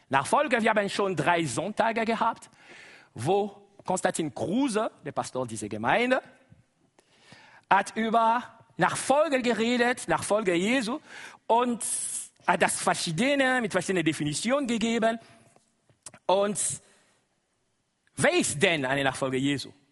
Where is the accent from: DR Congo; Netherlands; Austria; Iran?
DR Congo; first language Lingala; German is a second language; Das ist Lingala, meine Muttersprache. Wie? Ihr kann das schon bemerken. Ursprünglich, ich komme aus dem Kongo.